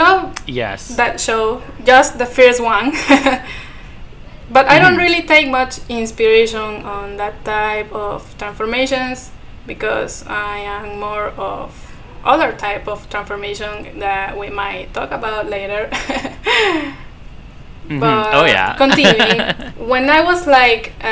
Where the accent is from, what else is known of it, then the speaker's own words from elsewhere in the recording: Ecuador; first language Spanish; English is a second language; I am from Latin America. I'm Ecuadorian.